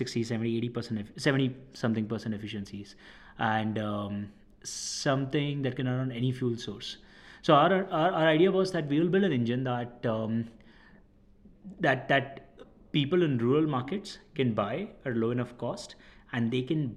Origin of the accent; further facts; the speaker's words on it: Ahmedabad, Gujarat, India; moved away as an adult; also born or lived in Rajasthan / Chennai; I'm originally from Rajasthan, born and brought up in Ahmedabad